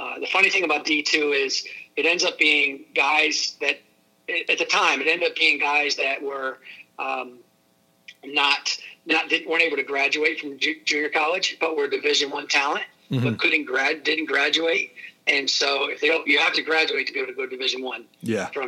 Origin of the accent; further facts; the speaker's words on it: Pennsylvania, United States; I was from Pennsylvania